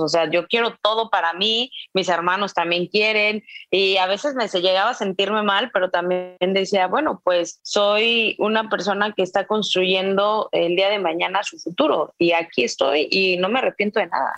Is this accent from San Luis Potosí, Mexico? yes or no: yes; San Luis Potosí, Mexico; moved away as an adult; also born or lived in United States; now in Nuevo León, Mexico; Yo soy originaria de San Luis Potosí, llevo nueve años radicando en Nuevo León